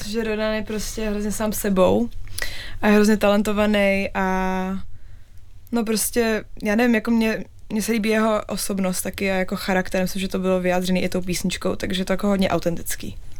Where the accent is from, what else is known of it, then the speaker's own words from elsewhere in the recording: Czechia; also born or lived in England; now in United Kingdom; jsem Češka